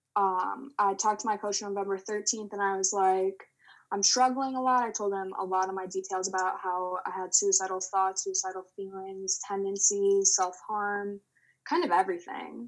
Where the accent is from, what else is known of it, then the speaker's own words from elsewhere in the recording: Illinois, United States; I'm growing up in Illinois